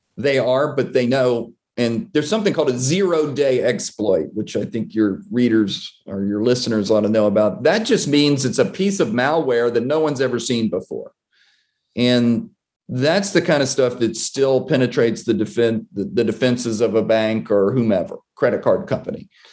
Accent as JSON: {"language": "English", "town": "Mobile", "region": "Alabama", "country": "United States", "tie": "born or raised there", "said": "my hometown of Mobile, Alabama"}